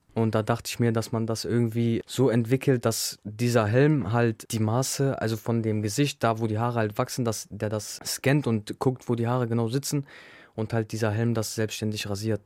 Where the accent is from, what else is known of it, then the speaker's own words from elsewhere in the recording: Bremen, Germany; Also ich bin in Gröpeling aufgewachsen